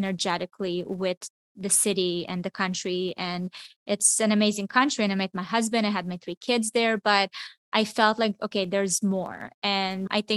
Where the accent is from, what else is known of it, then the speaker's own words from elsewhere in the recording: Israel; moved away; also born or lived in Miami; I grew up in Israel. It's a small town.